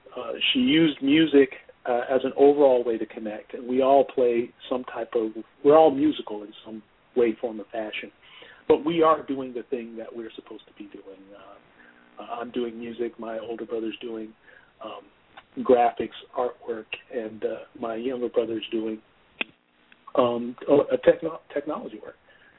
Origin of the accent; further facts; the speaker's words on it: New Jersey, United States; also born or lived in Georgia; Half and half. I grew up in New Jersey and I grew up in Georgia.